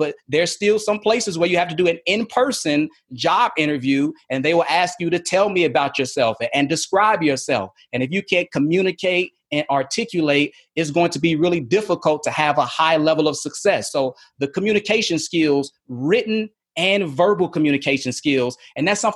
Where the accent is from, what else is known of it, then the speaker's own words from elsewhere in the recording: Chicago, Illinois, United States; moved away as an adult; also born or lived in Philadelphia, Pennsylvania / San Angelo, Texas / Mobile / Lynchburg; I was in Chicago, as I mentioned, my hometown.